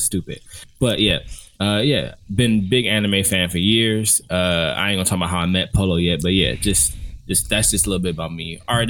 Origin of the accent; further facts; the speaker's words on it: Cleveland, Ohio, United States; now in Houston, United States; I am from Cleveland, Ohio.